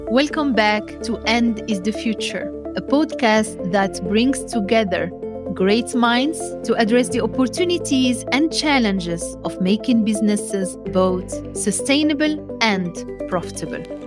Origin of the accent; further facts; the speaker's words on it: Morocco; also born or lived in Middle East / United States; now in Belgium; I was born in Morocco, and then I had, uh, the luxury to travel around the world and live in Middle East, in the United States of America, back to Belgium